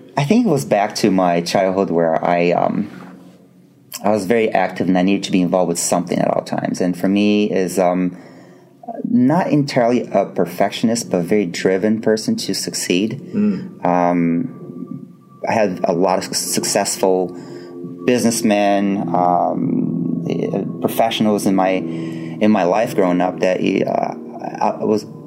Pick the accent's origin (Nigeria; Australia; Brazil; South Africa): Brazil; moved away as an adult; almost 18 years of my life uh, growing up in Brazil